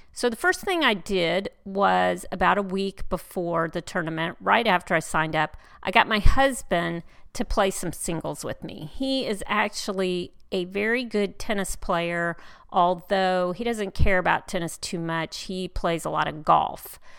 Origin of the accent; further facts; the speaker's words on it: Houston, Texas, United States; here in my hometown in Houston